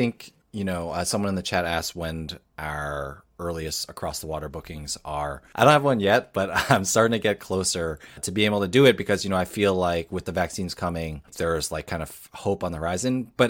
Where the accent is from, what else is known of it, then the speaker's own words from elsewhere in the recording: United States; We're from New York, New Jersey, so, you know.